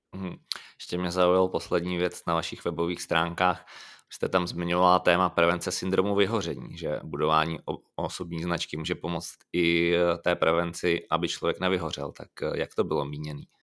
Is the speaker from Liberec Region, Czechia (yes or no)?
yes; Liberec, Liberec Region, Czechia; já jsem původem z Liberce